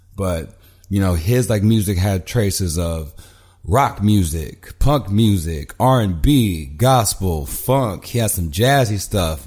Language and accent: English; Houston, Texas, United States; moved away as an adult; also born or lived in Los Angeles / Mexico City; now in Brooklyn, United States; I grew up in Houston. I've lived in L A. I've lived in Brooklyn and I've lived in Mexico City